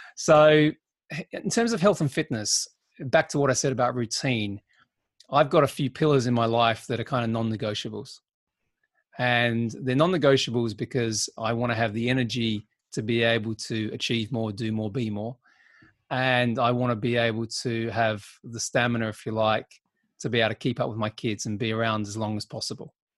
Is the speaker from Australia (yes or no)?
yes; Australia; now in United Kingdom; being an Aussie